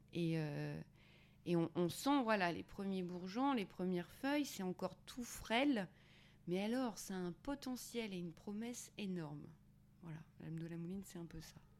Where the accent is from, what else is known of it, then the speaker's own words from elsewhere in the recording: Auvergne-Rhône-Alpes, France; moved away; also born or lived in Paris; je viens d'Auvergne.